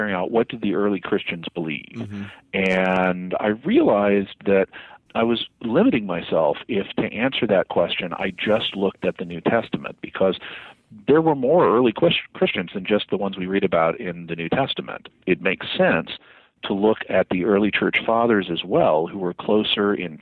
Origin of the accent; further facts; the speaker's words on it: Arkansas, United States; I grew up in Arkansas